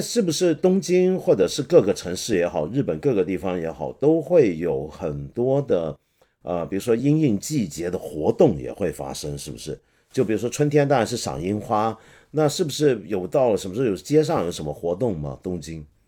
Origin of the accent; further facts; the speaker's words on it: Hong Kong; 我作为一个香港人啊，一个南方人